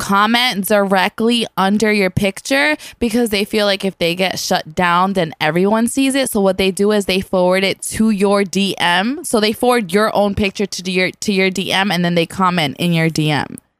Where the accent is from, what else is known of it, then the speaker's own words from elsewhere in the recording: New York City, New York, United States; I'm an island girl that was raising the boogie down